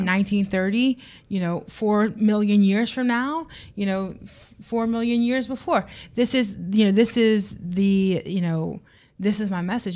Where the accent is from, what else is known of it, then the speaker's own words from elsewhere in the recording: United States; I am an American